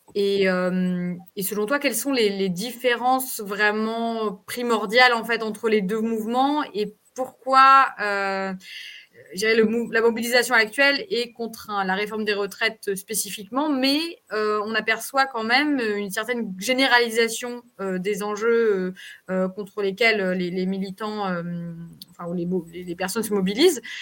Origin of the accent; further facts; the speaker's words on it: France; moved away; nous, en tant que Français de l'étranger et Françaises de l'étranger